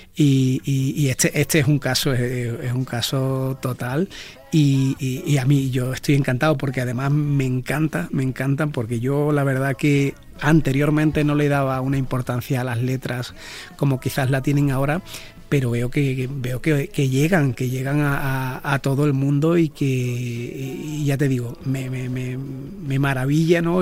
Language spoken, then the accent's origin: Spanish; Jerez de la Frontera, Andalusia, Spain; haber nacido donde yo nací, en Jerez de la Frontera